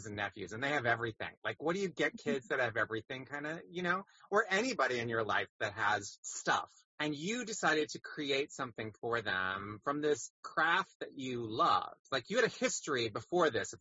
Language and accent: English; Michigan, United States; a Michigander, my home state